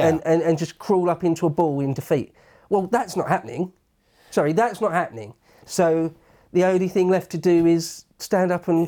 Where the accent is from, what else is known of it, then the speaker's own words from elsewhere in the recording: England, United Kingdom; We're English, aren't we?